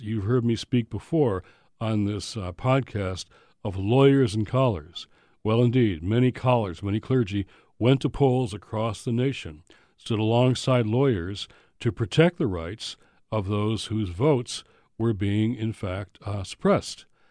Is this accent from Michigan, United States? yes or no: yes; Michigan, United States; my home state of Michigan